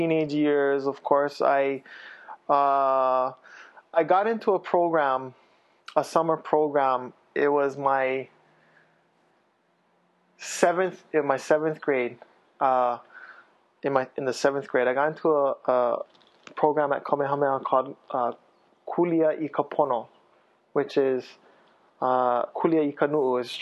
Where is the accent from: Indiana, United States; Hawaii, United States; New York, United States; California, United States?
Hawaii, United States; Kailua; also born or lived in Waimanalo; I grew up in Kailua and Waimanalo